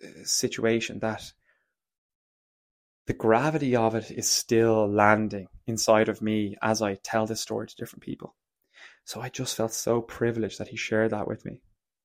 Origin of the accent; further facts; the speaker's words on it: Munster, Ireland; I'm from Kerry. I'm from the kingdom, and we welcome everybody of shape, size, color, creed to Kerry.